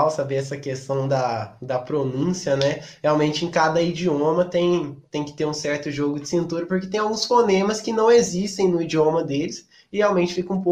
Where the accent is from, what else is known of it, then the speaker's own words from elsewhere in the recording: Mexico; Portuguese is a second language; Eu sou do México e fiz intercâmbio no Brasil.